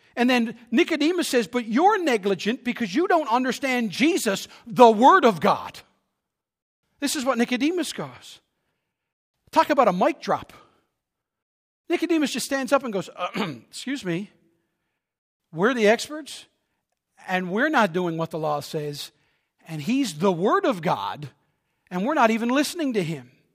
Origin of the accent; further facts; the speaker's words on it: Newfoundland and Labrador, Canada; I'm from Newfoundland